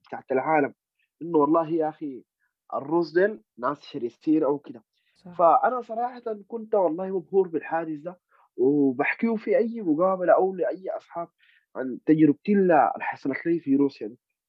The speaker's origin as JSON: {"language": "Arabic", "country": "Sudan", "said": "نحن سودانيين"}